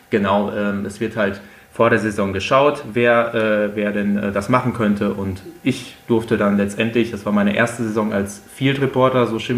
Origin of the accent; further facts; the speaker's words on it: North Rhine-Westphalia, Germany; Dadurch, dass ich eigentlich gebürtig aus dem Sauerland komme, gibt es bei uns eigentlich da in der Heimat nur zwei Optionen, das ist entweder schwarz-gelb oder blau-weiß.